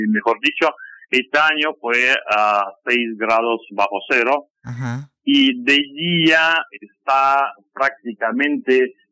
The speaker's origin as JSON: {"language": "Spanish", "region": "Kamchatka Krai", "country": "Russia", "tie": "born there", "said": "Eh, bueno, yo nací en Kamchatka. Kamchatka es una provincia rusa que está al fondo, al fondo de Rusia son nueve horas de vuelo desde Moscú hasta Petropavlovsk, nací allá. Después viví en muchas partes de Rusia"}